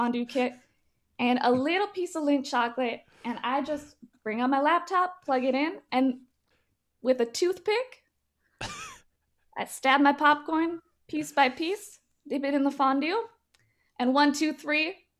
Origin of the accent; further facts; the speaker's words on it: Chicago, Illinois, United States; when I was growing up in Chicago, what I hated was that all the other kids picked on me for being so rich.